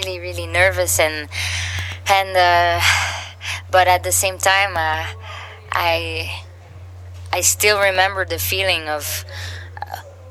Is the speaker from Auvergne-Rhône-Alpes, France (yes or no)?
no; Samois-sur-Seine, Île-de-France, France; the Django Reinhardt Festival in my hometown